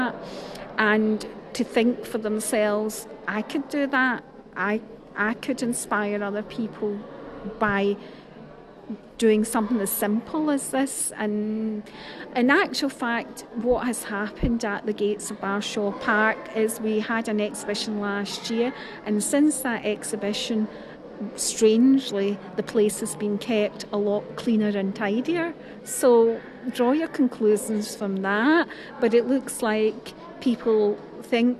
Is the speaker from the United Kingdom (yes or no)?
yes; Glasgow, Scotland, United Kingdom; moved away as an adult; also born or lived in Paisley; I'm a Glaswegian